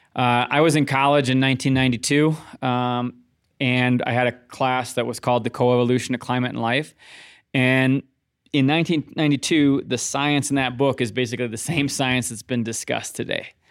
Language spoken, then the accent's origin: English; Midwest, United States; growing up in the Midwest